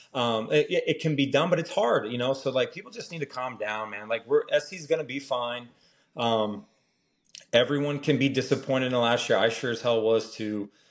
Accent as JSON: {"language": "English", "area": "Orange County", "region": "California", "country": "United States", "said": "I'm from Orange County"}